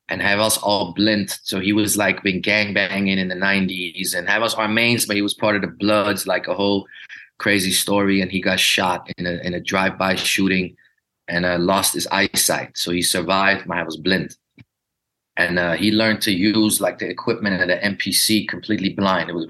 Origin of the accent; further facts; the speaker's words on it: Glendale, California, United States; born there; Hij woonde in een eh, area in LA called Glendale, waar ik geboren ben, waar heel veel Armeniërs wonen.